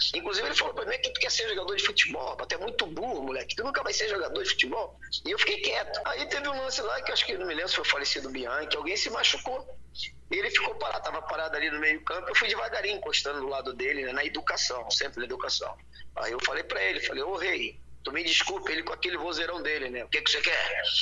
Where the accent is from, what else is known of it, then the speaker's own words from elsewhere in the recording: São João de Meriti, Rio de Janeiro, Brazil; eu nasci em Éden, São João de Meriti, cara uma cidadezinha, um município de São Luís Meriti, lá no Rio de Janeiro.